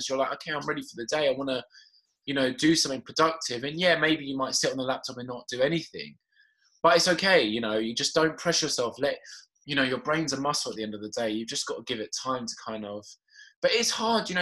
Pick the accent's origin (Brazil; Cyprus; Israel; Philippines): Cyprus; I'm Caucasian, so, but I'm from Cyprus.